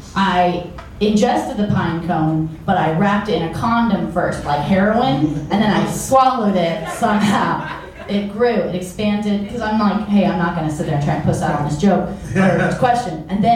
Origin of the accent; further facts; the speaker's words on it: Chicago, Illinois, United States; I'm from Chicago.